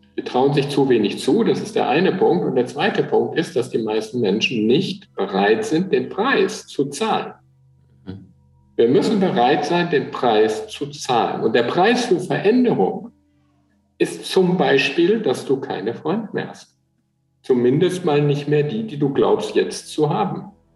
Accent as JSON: {"language": "German", "area": "Eickelborn", "region": "North Rhine-Westphalia", "country": "Germany", "tie": "born or raised there", "said": "bin ja aufgewachsen in Eichelborn"}